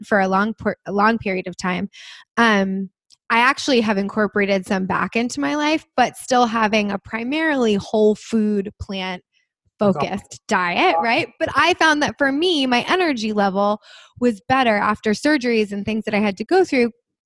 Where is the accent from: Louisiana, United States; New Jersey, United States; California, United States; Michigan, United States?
New Jersey, United States; moved away; I'm from New Jersey originally, so we all say sugar